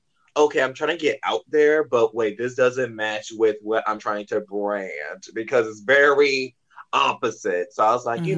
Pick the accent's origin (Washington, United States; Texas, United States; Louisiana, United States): Louisiana, United States; South; I'm from South Louisiana